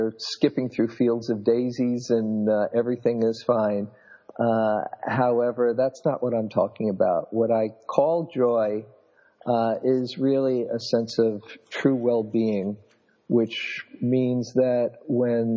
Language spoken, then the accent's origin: English; New York, United States; moved away as an adult; now in California, United States; I grew up in New York, was a classroom teacher for a number of years in New York City schools